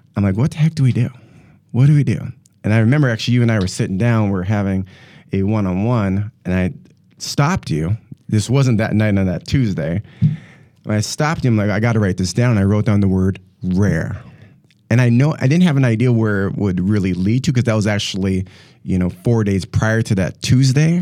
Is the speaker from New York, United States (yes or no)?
no; North Dakota, United States; moved away as an adult; now in Milwaukee, United States; I'm originally actually from North Dakota. Uh, born and raised in North Dakota and moved here in two thousand and ten, and here being, uh, the Milwaukee, Wisconsin area